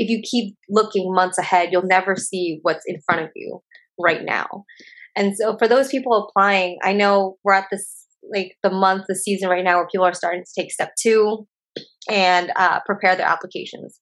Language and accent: English; Oregon, United States; moved away as an adult; I'm from Oregon, and I went to a college. I lived at home with my parents